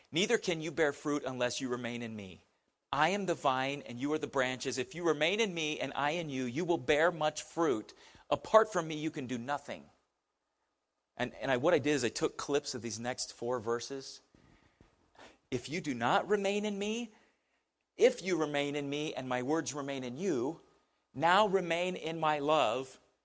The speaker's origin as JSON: {"language": "English", "country": "United States", "said": "as an American"}